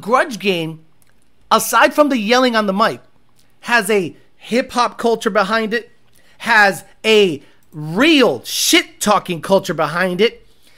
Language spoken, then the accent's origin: English; Illinois, United States; 90 Chicago Bulls was my childhood, especially growing up outside of Chicago.